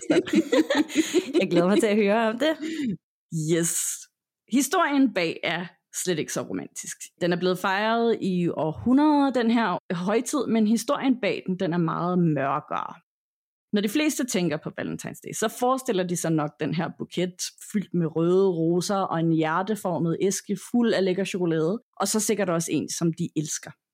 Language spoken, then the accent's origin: Danish; Denmark